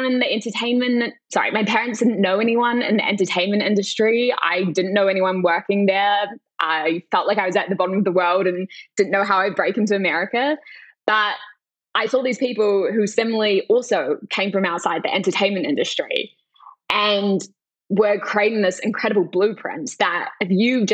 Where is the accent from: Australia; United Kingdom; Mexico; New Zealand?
New Zealand; moved away; when I was growing up in New Zealand